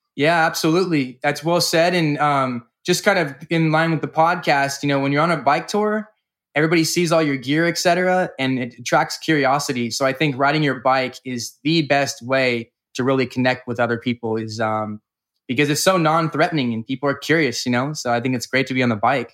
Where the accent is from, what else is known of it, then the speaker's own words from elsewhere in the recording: California, United States; From California.